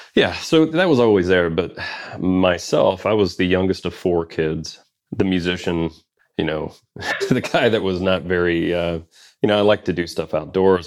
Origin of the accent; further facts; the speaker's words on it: West Virginia, United States; also born or lived in Mississippi / Louisville, Kentucky; now in North Carolina, United States; I actually moved to West Virginia when I was ten.